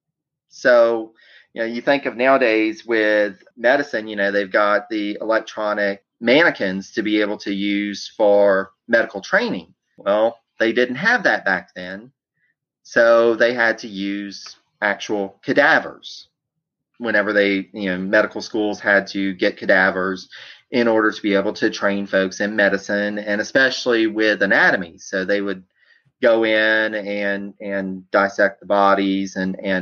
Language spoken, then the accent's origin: English; Louisiana, United States; moved away; I'm originally from Louisiana